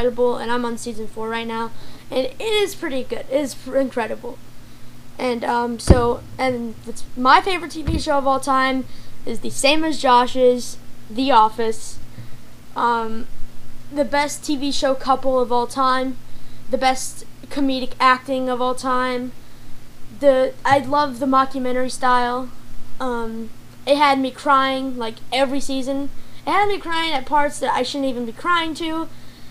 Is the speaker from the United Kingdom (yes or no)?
no; United States; I am American. And I think there's Italian in there somewhere